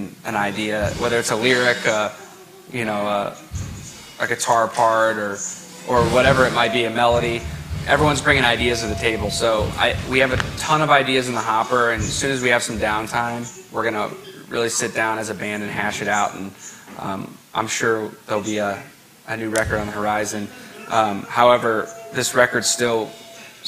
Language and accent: English; Akron, Ohio, United States; We're from Akron, Ohio, which is just about 2 hours north